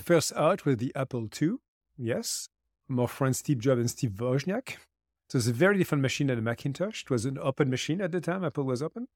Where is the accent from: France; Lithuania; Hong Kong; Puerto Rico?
France; I also created a foundation in my home country in France called Lead for Good